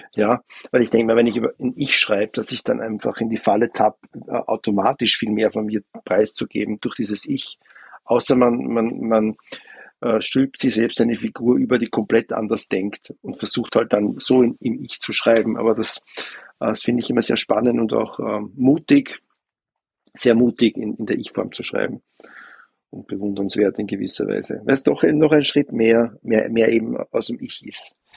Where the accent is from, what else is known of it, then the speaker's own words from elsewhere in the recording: Vienna, Austria; ich als Wiener